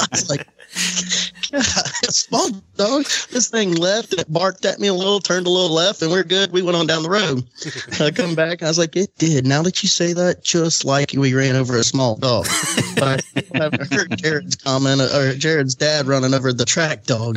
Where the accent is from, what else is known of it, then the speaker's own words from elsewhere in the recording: Florida, United States; they all called us the alligators because we're from Florida